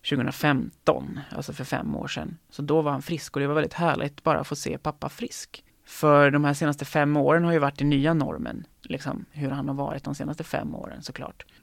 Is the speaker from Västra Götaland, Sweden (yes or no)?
yes; Lerum, Västra Götaland, Sweden; Um, jag tror att det är Göteborg som gäller för mig. Um, ehm, så, alltså, så nära min hemstad som möjligt, eller som jag kan komma, då är det Göteborg.